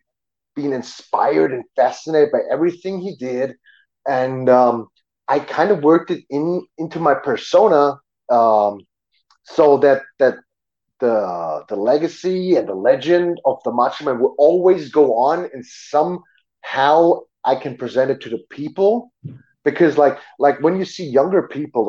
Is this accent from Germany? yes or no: yes; Germany; English is a second language; I grew up in Germany, yes, but we had American neighbors